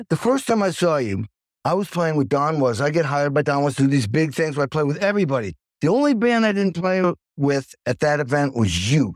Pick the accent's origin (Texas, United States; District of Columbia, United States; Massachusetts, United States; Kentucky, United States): Massachusetts, United States; Stockbridge; I grew up in Stockbridge, Massachusetts